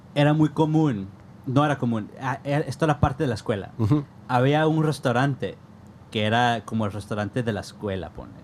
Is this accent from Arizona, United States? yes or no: yes; Tucson, Arizona, United States; moved away as an adult; now in Phoenix, United States; vivo en Phoenix, güey, pero soy de Tucson